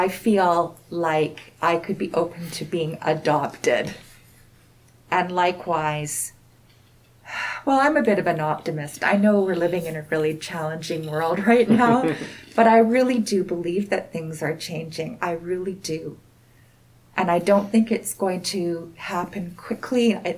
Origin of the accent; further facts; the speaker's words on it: West Coast, Canada; now in Saskatchewan, Canada; You know, I'm a city girl. I grew up on the West Coast, but my family roots are here in Saskatchewan.